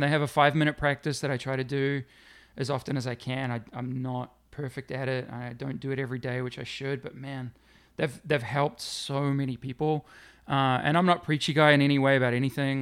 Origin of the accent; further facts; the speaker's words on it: New Zealand; moved away; also born or lived in Middlesbrough, North East England; growing up in New Zealand will always be a, a strong connection to, to New Zealand